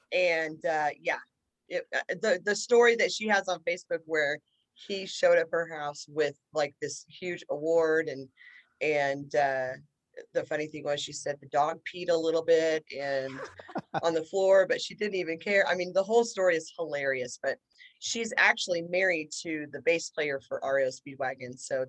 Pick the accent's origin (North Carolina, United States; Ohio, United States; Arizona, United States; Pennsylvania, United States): Arizona, United States; now in Tulsa, United States; I was born in Arizona, which is obviously right next to California